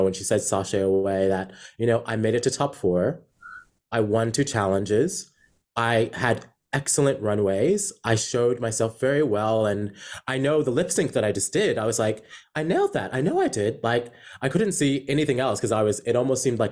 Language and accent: English; New York, United States; moved away as an adult; also born or lived in South Carolina; now in Australia; I was born and raised in New York, and then I moved to South Carolina when I was about 14. Then back to New York when I was 17, and I've been living in Australia for 9 years.